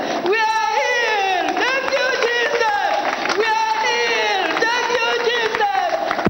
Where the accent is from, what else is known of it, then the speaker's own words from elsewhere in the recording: Ghana; I come from Ghana.